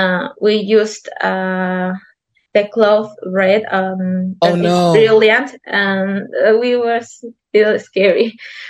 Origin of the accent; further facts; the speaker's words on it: Peru; English is a second language; also born or lived in Lima, Peru; I'm from Peru. I live in the capital, Peru, Lima.